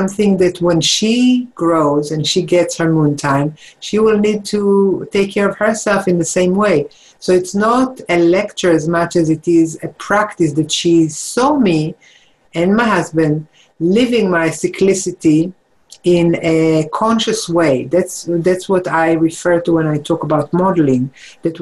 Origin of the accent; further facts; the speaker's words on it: Jerusalem, Jerusalem District, Israel; moved away; I grew up in Israel, in Jerusalem